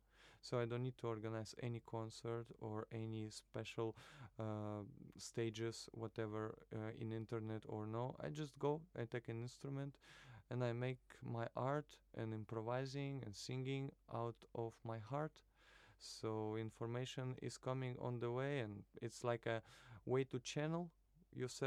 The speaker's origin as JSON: {"language": "English", "town": "Narva", "region": "Ida-Viru County", "country": "Estonia", "tie": "born or raised there", "also_born_or_lived": "Kaliningrad / Moscow / Tartu", "moved": "as an adult", "lives_now": "Tallinn, Estonia", "said": "I'm from Narva originally, but I was born in Kaliningrad, and the first few years I was spending in Moscow also. That's what my memory is saying to me. But then most of my life I was living in Narva until 19 years old."}